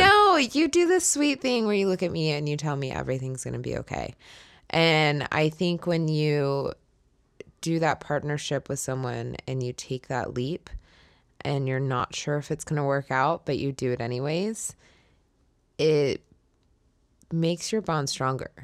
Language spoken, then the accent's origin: English; California, United States; moved away as an adult; I was from California